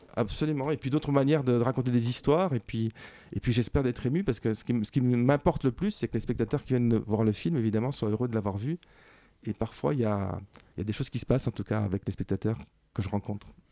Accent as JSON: {"language": "French", "country": "Belgium", "tie": "born or raised there", "said": "je suis belge et que on était ensemble en Belgique quand on était enfant"}